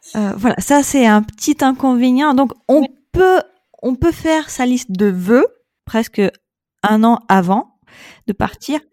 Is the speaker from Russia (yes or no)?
yes; Saint Petersburg, Russia; French is a second language; moved away as an adult; also born or lived in Kyiv, Ukraine / Paris, France; now in Astana, Kazakhstan; je suis née à Saint-Pétersbourg, je suis née russe